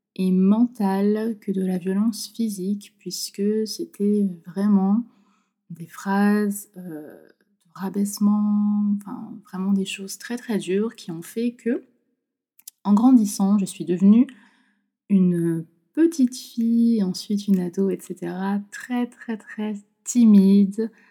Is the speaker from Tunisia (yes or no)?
no; Nantes, Pays de la Loire, France; de base, je suis de Nantes